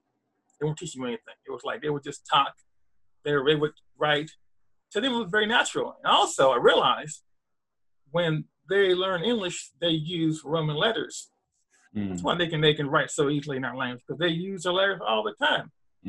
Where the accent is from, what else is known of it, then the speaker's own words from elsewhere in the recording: Canada; now in Pittsburgh, United States; I live in Pittsburgh, Pennsylvania. I grew up in Canada, and I learned French in Canada.